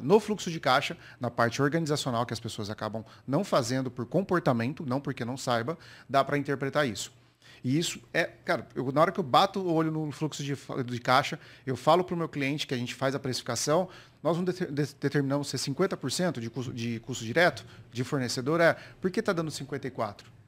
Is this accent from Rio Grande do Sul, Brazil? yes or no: no; Campinas, São Paulo, Brazil; sou lá da cidade de Campinas, interior